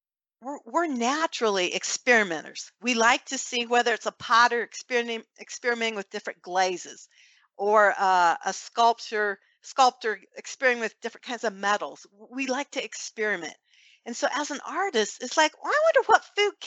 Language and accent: English; Fort Wayne, Indiana, United States; We have a large pro-life group here in Fort Wayne, my hometown